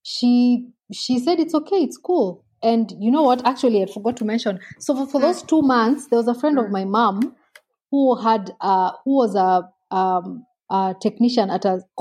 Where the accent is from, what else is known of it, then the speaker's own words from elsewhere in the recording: Nairobi, Kenya; I grew up a bit in Nairobi. My dad worked in Nairobi a bit and I really didn't enjoy it